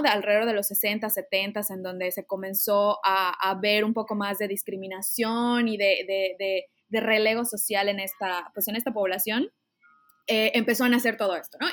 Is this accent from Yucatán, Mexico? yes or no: yes; Mérida, Yucatán, Mexico; yo soy, antes que nada, yucateca, soy de Mérida